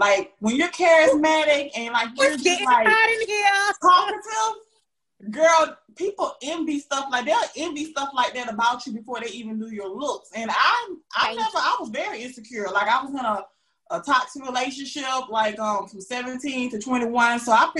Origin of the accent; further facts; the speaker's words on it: the South, United States; Yes, we're from the South, and it's so funny when I talk to people from up North